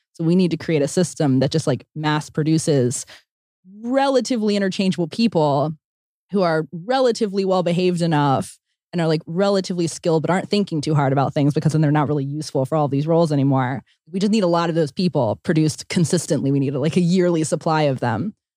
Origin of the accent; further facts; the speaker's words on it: Pennsylvania, United States; I grew up in Pennsylvania where there were a lot of rules